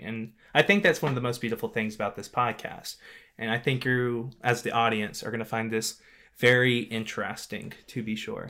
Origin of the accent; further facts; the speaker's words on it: Louisiana, United States; moved away; I'm actually from Louisiana